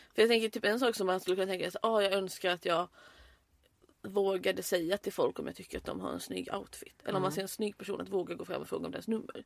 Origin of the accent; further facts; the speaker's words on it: Halmstad, Halland County, Sweden; moved away as an adult; also born or lived in Örnsköldsvik; now in Malmö, Sweden; jag är från Halmstad